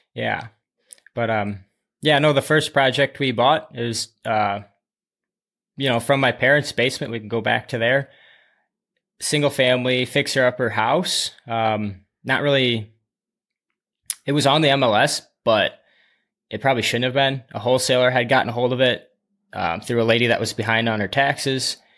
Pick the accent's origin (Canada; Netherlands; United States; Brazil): United States; Dubuque, Iowa; I was born and raised in Dubuque, Iowa